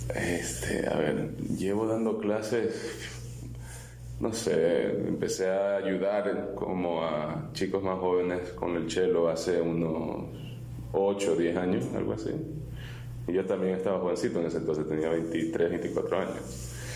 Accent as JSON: {"language": "Spanish", "town": "Miami", "region": "Florida", "country": "United States", "tie": "born or raised there", "also_born_or_lived": "Ecuador", "said": "cuando me fui de Ecuador tenía ocho años y, terminé viviendo en, Miami. Y ahí en la escuela pública"}